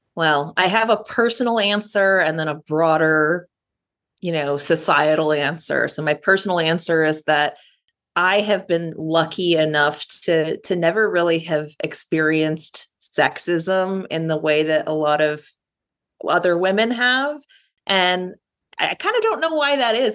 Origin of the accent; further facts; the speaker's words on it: Rochester, New York, United States; now in New York City, United States; I grew up in Rochester, New York, the outermost borough. I live in New York City now